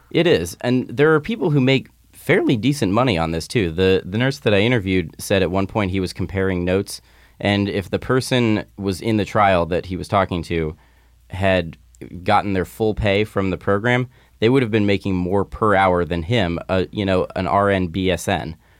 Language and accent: English; Midwest, United States; now in California, United States; just as a little kid growing up in the Midwest